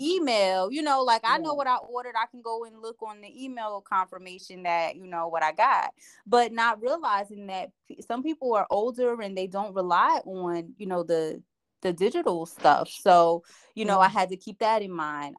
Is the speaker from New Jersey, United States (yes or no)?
yes; Asbury Park, New Jersey, United States; I grew up in Asbury Park, New Jersey